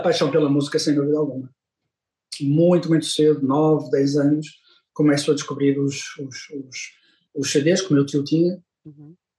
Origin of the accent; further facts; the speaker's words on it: Porto, Norte, Portugal; eu sim, sou do Porto, com muito orgulho, sou muito, sou, sou portuense, adoro esta cidade